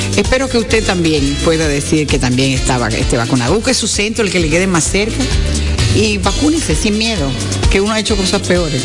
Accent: Dominican Republic; le dejamos ese orgullo de ser dominicanos

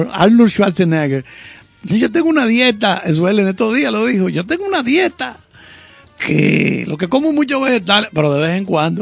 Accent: Santiago de los Caballeros, Santiago, Dominican Republic; also born or lived in Salcedo, Dominican Republic; nací en Salcedo. Duré pocos años porque me fui para Santiago.

